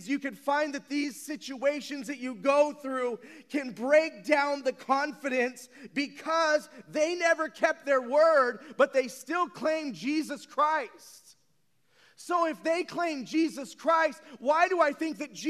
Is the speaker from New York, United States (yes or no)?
no; San Bernardino, California, United States; I grew up in San Bernardino